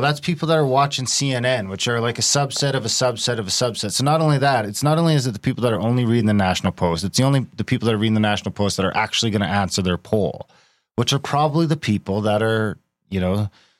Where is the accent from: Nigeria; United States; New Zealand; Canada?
Canada; Alberta; and I know I'm from Alberta and we're pretty, you know, I guess conservative as it is.